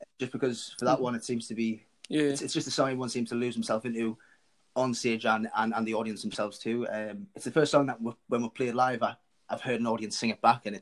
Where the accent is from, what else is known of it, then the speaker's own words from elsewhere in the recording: Washington, North East England, United Kingdom; I'm from Washington, in between Sunderland and Newcastle, really.